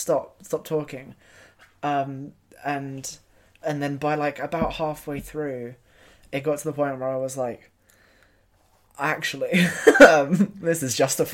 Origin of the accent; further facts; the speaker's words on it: London, United Kingdom; I was also born in South London.